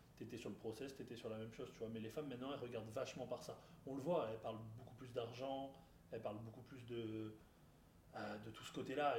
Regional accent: France; je parle vraiment chez nous en France.

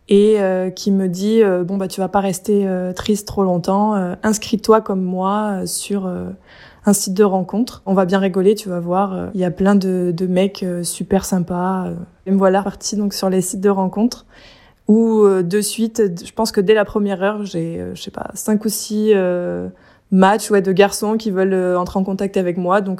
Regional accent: near Manosque, Provence-Alpes-Côte d'Azur, France; moved away as an adult; also born or lived in Neuilly-Plaisance; j'ai grandi dans les Alpes de Haute-Provence, euh, à côté de Manosque.

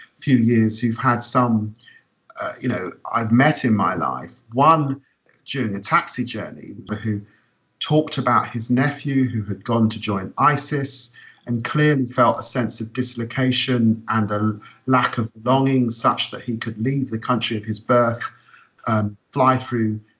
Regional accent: London, United Kingdom; also born or lived in Peterborough; growing up in Tottenham in an inner city environment

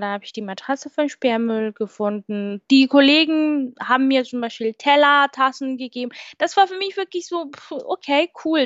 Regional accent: Kenya; German is a second language; moved away as an adult; now in Germany; fliege ich zurück nach meinem Heimatland

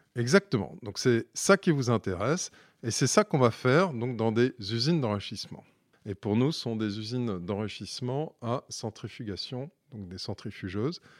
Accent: Bordeaux, Nouvelle-Aquitaine, France; je suis bordelais de naissance

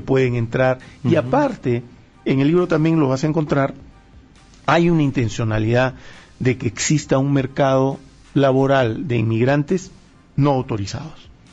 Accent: Peru; Yo soy peruano

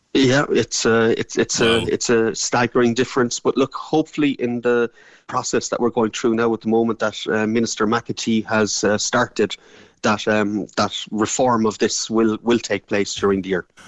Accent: Ireland; we're Irish

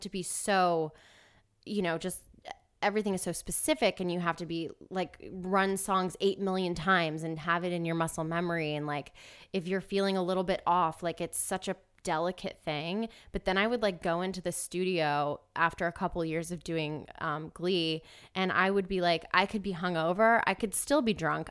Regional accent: Marietta, Georgia, United States; I'm from Atlanta, Georgia, kind of Marietta

